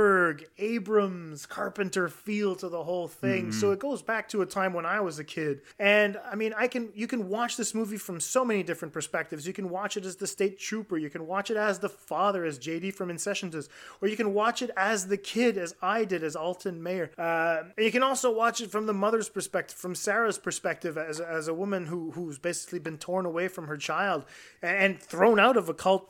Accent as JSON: {"language": "English", "region": "Quebec", "country": "Canada", "tie": "born or raised there", "said": "growing up in Quebec as an Anglophone"}